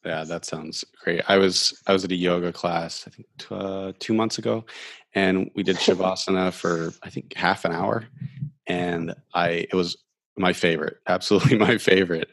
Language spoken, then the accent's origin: English; Ohio, United States; moved away; also born or lived in Alaska / Florida; I grew up in Ohio